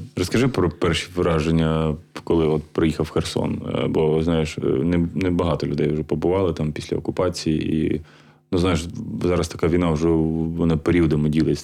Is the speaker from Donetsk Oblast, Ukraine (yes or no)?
no; Kharkiv, Kharkiv Oblast, Ukraine; я сам з Харкова